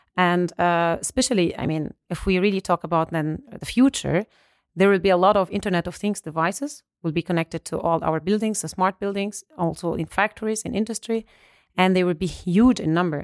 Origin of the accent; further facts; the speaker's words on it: Alexandria, Alexandria Governorate, Egypt; moved away as an adult; also born or lived in Ulm, Germany; now in Germany; I was born and raised in Alexandria, Egypt. I moved to Germany to study for my master's uh, degrees